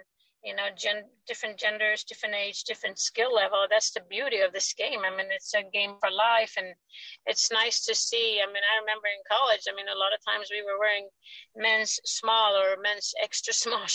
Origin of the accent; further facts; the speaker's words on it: Sweden; moved away; I growing up in Sweden